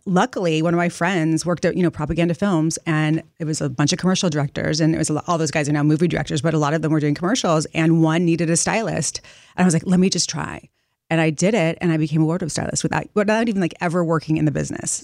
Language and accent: English; Montecito, California, United States; moved away as an adult; also born or lived in Los Angeles; now in New York City, United States; I grew up in Montecito in Santa Barbara.